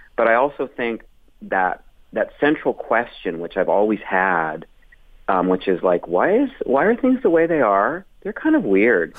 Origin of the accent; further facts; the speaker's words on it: Calgary and Edmonton, Alberta, Canada; moved away as an adult; also born or lived in Toronto; I was in Calgary and Edmonton back and forth for my sort of formative um, years up until I left there uh, to do comedy in Toronto